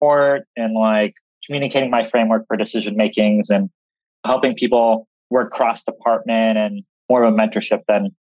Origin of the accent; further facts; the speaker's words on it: Seattle, Washington, United States; I'm from Seattle